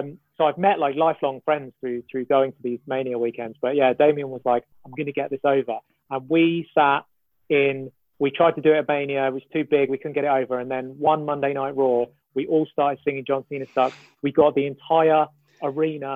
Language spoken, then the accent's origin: English; London, United Kingdom; I'm from East London. So that's my local, basically.